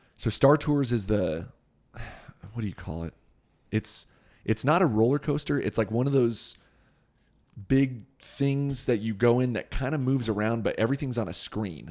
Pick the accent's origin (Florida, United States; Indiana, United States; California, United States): California, United States; Southern; also born or lived in Thousand Oaks, California; We grew up in Southern California.